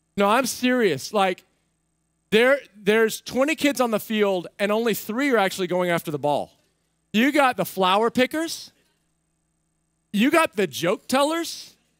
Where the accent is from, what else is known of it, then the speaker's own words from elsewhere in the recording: United States; I'm an American